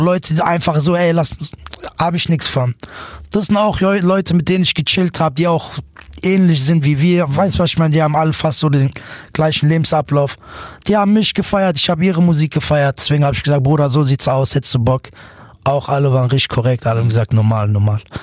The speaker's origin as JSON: {"language": "German", "town": "Offenbach am Main", "region": "Hesse", "country": "Germany", "tie": "born or raised there", "said": "Ich bin geboren in Offenbach. Ich lebe immer noch da, immer noch in derselben Siedlung"}